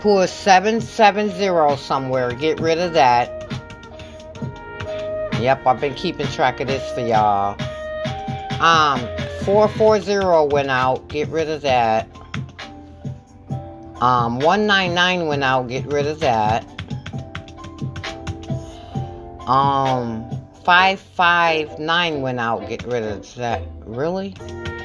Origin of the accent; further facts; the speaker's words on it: Michigan, United States; I'm from Michigan